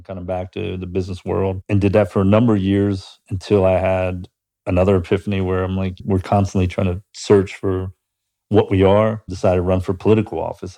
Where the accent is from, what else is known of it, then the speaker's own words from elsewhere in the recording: Pittsburgh, Pennsylvania, United States; now in Columbus, United States; growing up in Pittsburgh